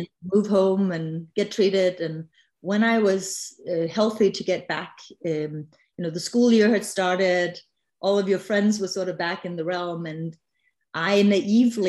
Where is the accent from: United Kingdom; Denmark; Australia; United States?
Denmark; I'm originally from Legoland, also known as Denmark.